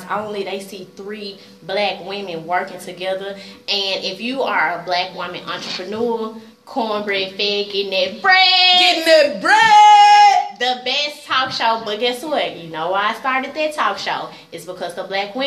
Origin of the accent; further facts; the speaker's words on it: Memphis, Tennessee, United States; moved away as an adult; also born or lived in Nashville, Tennessee; I'm from Memphis. 38127